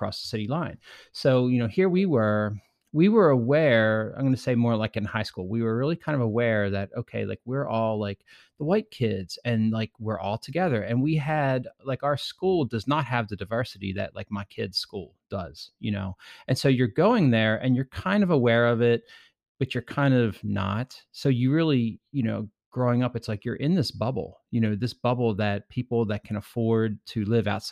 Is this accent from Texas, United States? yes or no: no; Baltimore County, Maryland, United States; I grew up in the Baltimore area